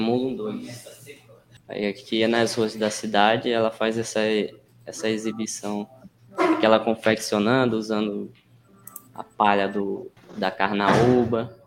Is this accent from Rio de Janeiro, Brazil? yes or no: no; Vargem Grande, Maranhão, Brazil; sou de Vargem Grande, aqui um, uma cidade que é bastante conhecida culturalmente